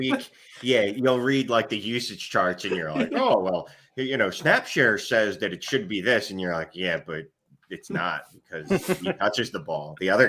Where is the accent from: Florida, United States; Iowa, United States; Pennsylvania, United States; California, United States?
Pennsylvania, United States; Philadelphia; I'm from Philly.